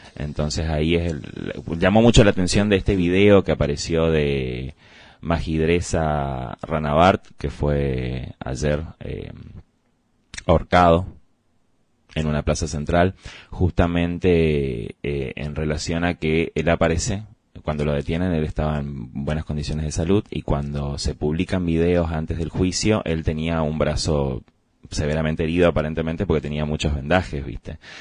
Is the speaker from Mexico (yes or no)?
no; Argentina; tenemos que repensar todos como argentinos